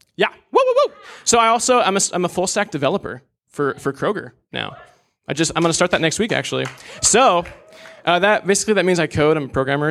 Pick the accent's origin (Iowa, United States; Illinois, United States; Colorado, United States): Iowa, United States; Des Moines; I was born and raised in Des Moines, Iowa